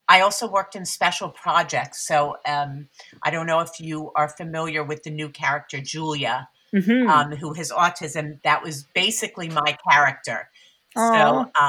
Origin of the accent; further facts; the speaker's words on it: United States; now in New York, United States; my pronouns are she, her, and I live in New York, just outside of New York City, although I grew up outside Philadelphia.